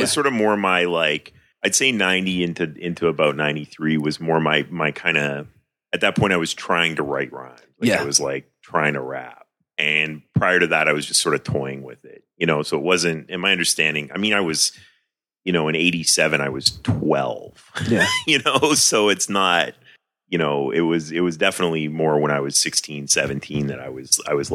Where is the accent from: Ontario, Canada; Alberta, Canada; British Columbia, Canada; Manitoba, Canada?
British Columbia, Canada; Vancouver; now in Toronto, Canada; I was living in Vancouver. I'm from Vancouver.